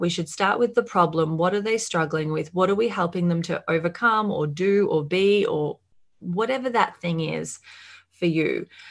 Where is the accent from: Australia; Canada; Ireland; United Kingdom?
Australia; as you can probably hear, I am from Australia